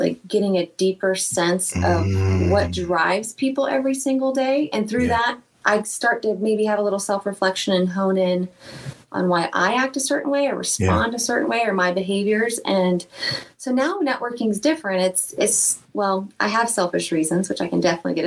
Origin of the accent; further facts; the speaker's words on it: Lakeland, Florida, United States; when I was a waitress in Lakeland, Florida, my hometown.